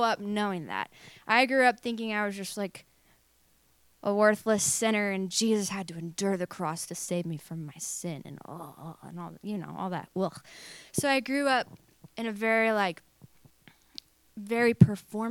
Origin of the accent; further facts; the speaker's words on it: Truth or Consequences, New Mexico, United States; moved away as an adult; also born or lived in Tulsa, Oklahoma / Redding, California; we moved from Oklahoma, Tulsa, Oklahoma, to Truth or Consequences, New Mexico when I was 5 years old, and that's where I grew up